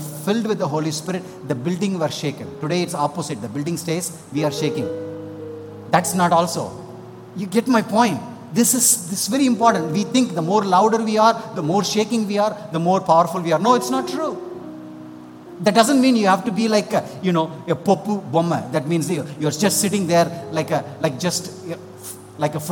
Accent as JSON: {"language": "English", "country": "India", "said": "I'm an Indian, but I'm married to a beautiful girl from Spain"}